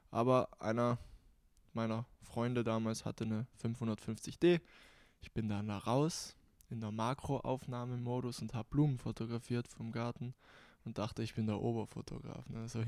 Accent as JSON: {"language": "German", "town": "Bolzano", "region": "Trentino-Alto Adige", "country": "Italy", "tie": "born or raised there", "moved": "as an adult", "lives_now": "Graz, Austria", "said": "Geboren in Südtirol, geboren in Bozen, Südtirol. Mit 18 nach Graz gezogen nach Österreich und deshalb habe ich keinen genauen Dialekt. Also es ist so eine Mischung."}